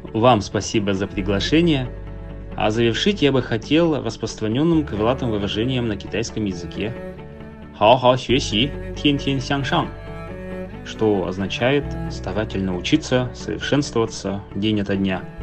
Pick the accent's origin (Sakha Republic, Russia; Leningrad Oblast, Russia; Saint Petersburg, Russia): Sakha Republic, Russia; Yakutsk; я родился в Якутске, закончил 14 школу